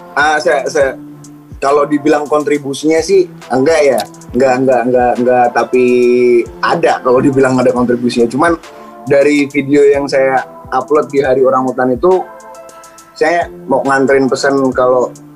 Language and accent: Indonesian; Pangkalan Bun, Central Kalimantan, Indonesia; now in Semarang, Indonesia; Dari Kalimantan, Pangkalan Bun